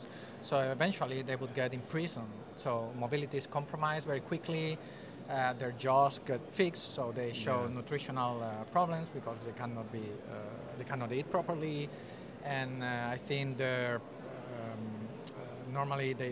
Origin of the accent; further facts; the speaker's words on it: Spain; moved away as an adult; now in Netherlands; I'm originally from Spain, but I'm half Dutch. And I've been in the Netherlands for the past 12 years.